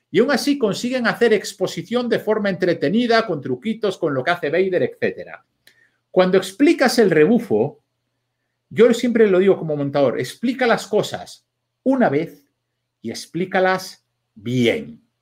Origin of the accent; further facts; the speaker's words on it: Vigo, Galicia, Spain; Pues yo ya digo, oye, mira, si es relevante para lo que yo cuente que yo sea de Vigo, ya lo meteré cuando, cuando toque.